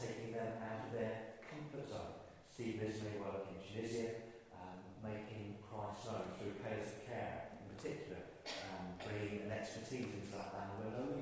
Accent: Ireland; I grew up in Ireland, I used to fish as a boy

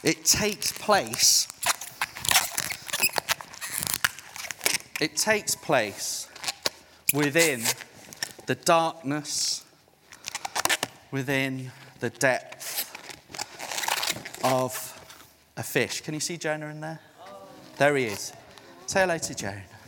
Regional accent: South Africa; now in United Kingdom; I'm a missionary to the UK. I was born in South Africa

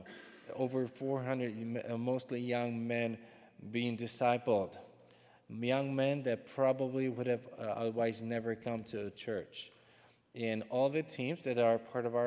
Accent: Czechia; English is a second language; moved away as an adult; now in Ukraine; I'm actually not an American. I am from the Czech Republic, but I speak some English

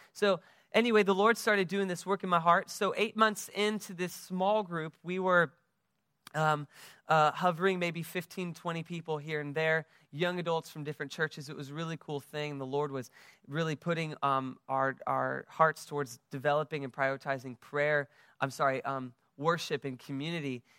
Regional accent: United States; now in West Palm Beach, United States; I am from the United States, as you can tell from my accent

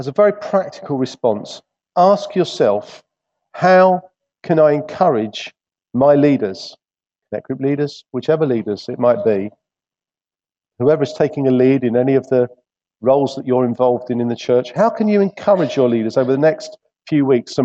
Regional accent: England, United Kingdom; being English

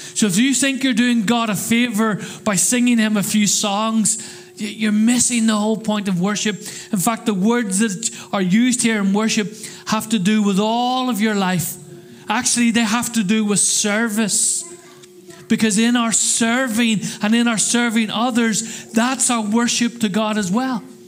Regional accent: Northern Ireland, United Kingdom; now in Crawley, United Kingdom; I come from Northern Ireland

